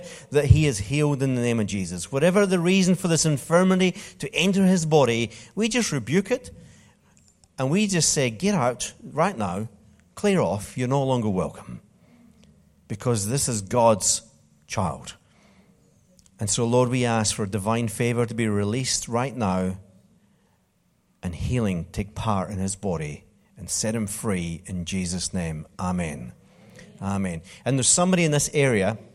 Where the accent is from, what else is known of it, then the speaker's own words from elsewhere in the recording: Scotland, United Kingdom; I'm from Scotland